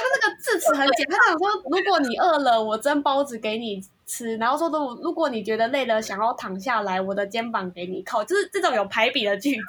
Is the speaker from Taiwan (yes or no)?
yes; Taiwan; 就比如我是台湾人，尤其是我又是学资料分析